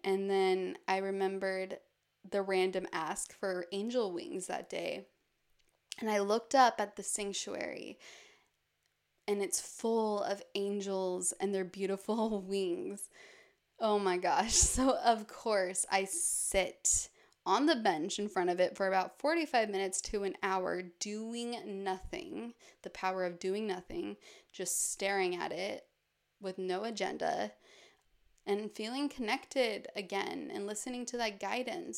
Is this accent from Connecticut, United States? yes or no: no; Park City, Utah, United States; moved away; my hometown, Park City, which is surrounded by mountains